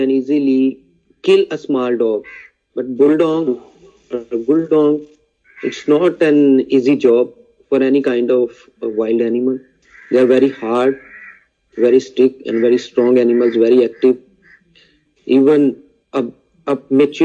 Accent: Pakistan; from Pakistan

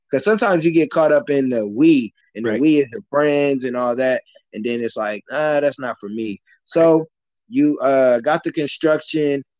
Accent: Michigan City, Indiana, United States; I grew up in Michigan City, Indiana, so that's a small town.

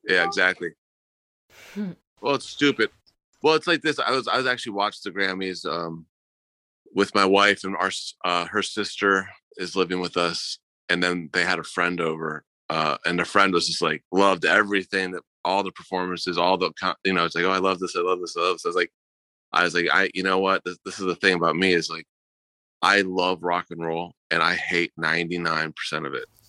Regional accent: Akron, Ohio, United States; I'm from Akron, Ohio

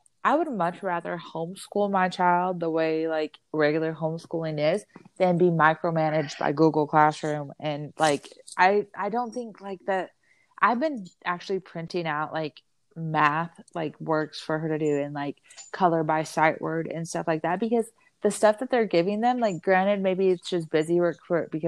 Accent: Arizona, United States; I grew up in Arizona

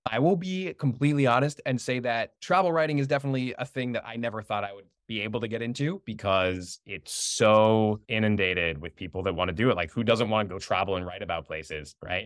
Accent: United States; I was born and raised here, my parents were born and raised here

